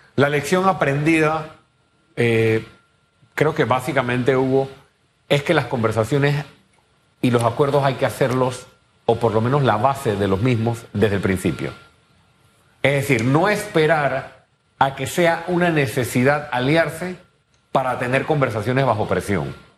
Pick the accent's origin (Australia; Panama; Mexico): Panama; muchos panameños